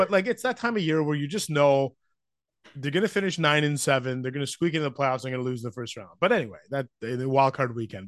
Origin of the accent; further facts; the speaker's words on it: Vancouver, British Columbia, Canada; moved away as an adult; now in Ottawa, Canada; I grew up in Vancouver